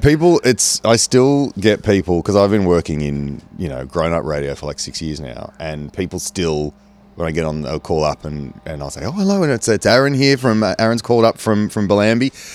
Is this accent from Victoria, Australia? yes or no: no; Engadine, New South Wales, Australia; also born or lived in Kurnell; I grew up in Engadine